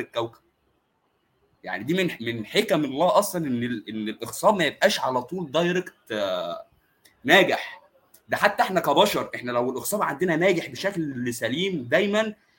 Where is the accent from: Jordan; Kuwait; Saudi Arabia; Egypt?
Egypt; عندنا في مصر